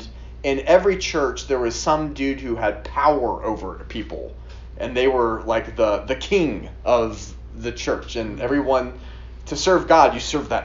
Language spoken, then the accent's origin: English; Atlanta, Georgia, United States; I grew up in Atlanta too